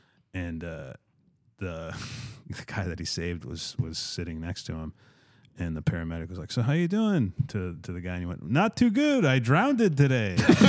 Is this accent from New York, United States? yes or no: no; Chicago, Illinois, United States; I'm from Chicago